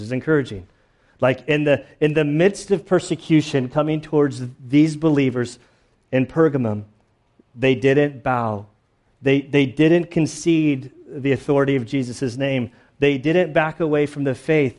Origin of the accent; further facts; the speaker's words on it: San Diego, California, United States; My birthplace is up the coast a little bit more, but I grew up in San Diego.